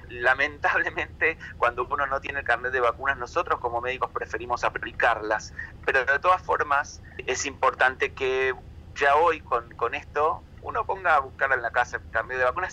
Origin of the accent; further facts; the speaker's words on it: Argentina; nos la debíamos todos como argentinos